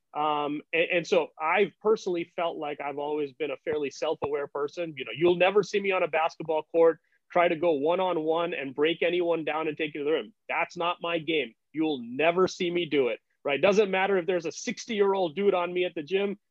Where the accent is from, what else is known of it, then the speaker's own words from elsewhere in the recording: India; moved away as an adult; also born or lived in United States; growing up in India